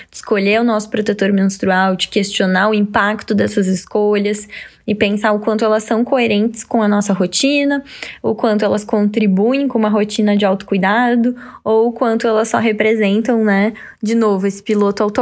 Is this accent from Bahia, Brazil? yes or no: no; Santa Cruz do Sul, Rio Grande do Sul, Brazil; que é na minha cidade também, sou natural de Santa Cruz